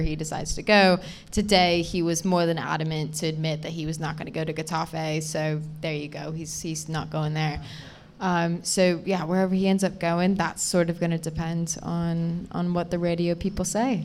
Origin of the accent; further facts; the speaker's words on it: United States; now in United Kingdom; I'm American